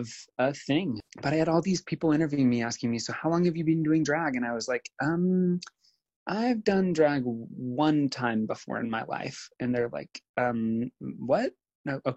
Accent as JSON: {"language": "English", "region": "Nebraska", "country": "United States", "tie": "born or raised there", "said": "I spent the next 10 years as an out gay person in rural America, like in Nebraska, living life and being the one queer person that most everyone in my hometown knew."}